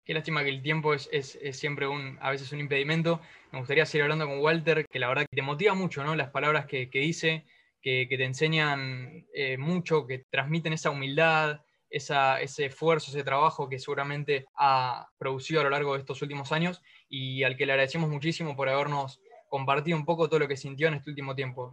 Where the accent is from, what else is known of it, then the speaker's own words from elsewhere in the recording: Argentina; los dos somos de Veracete